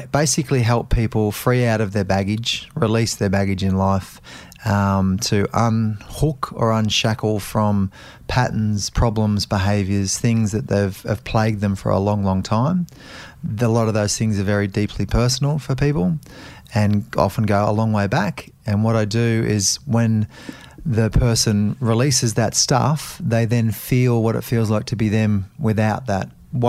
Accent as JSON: {"language": "English", "town": "Melbourne", "region": "Victoria", "country": "Australia", "tie": "born there", "lives_now": "Gold Coast, Australia", "said": "I now live on the Gold Coast and I work down here a lot, but I was born in Melbourne. So I was born in Preston into a family that were, you know, a hardworking dad and an honest mum"}